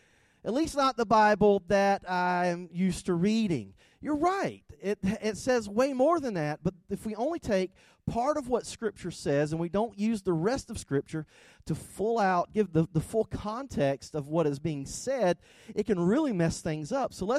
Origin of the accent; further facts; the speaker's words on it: South Georgia, United States; accent: thick South Georgia; I am from South Georgia. I have a thick South Georgia accent